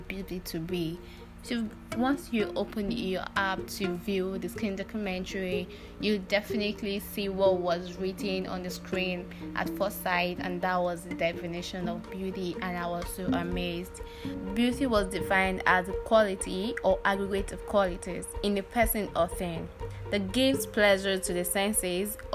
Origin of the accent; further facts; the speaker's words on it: Nigeria; I'm a black woman, I'm a Nigerian